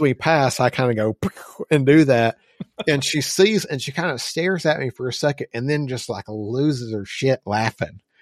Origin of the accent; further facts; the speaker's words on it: Arkansas, United States; we're from Rice Field, Arkansas